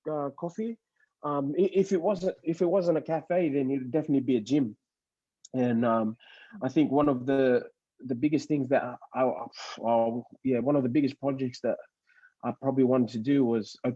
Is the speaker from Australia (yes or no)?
yes; Australia; also born or lived in Fiji; I'm not Fijian anymore. I'm Australian, yeah.